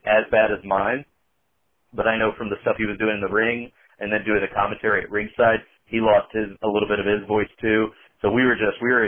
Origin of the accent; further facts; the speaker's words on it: Indiana, United States; I'm from Indiana, and to me, to the people around me, I don't have an accent